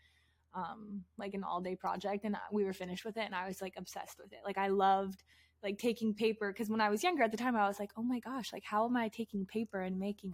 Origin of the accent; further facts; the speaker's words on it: Richland, Washington, United States; I was literally born and raised in Washington State